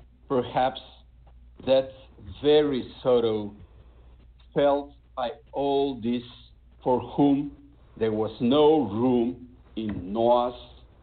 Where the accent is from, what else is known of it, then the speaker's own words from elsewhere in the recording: North Macedonia; first language Macedonian; English is a second language; I only write poetry in Macedonian, in my native language